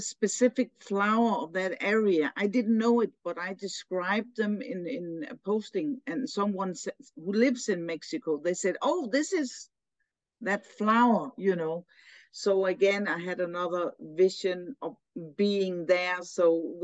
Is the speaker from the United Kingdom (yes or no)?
no; Denmark; I'm from Denmark and so brought up here, you know, grown up in this culture